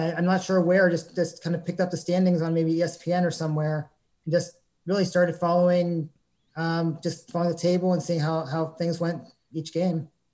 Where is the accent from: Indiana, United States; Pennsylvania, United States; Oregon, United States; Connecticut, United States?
Pennsylvania, United States; Pittsburgh; moved away; also born or lived in Columbus / Lancaster; growing up in Pittsburgh